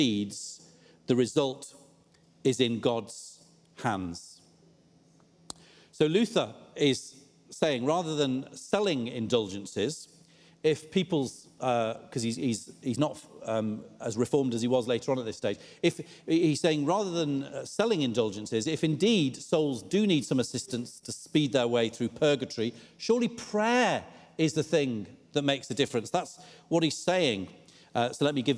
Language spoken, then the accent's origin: English; United Kingdom; a lot of us as British people